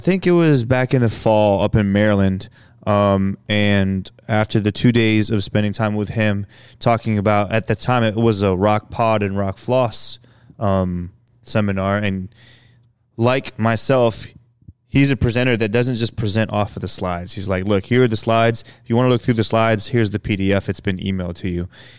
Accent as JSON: {"language": "English", "country": "Philippines", "lives_now": "Indianapolis, United States", "said": "we eat with rice because we're Filipino and that's just what we do."}